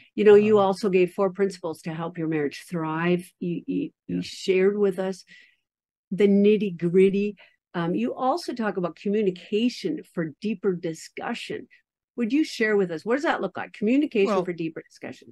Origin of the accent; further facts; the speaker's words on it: Minnesota, United States; I am a Scandinavian from Minnesota.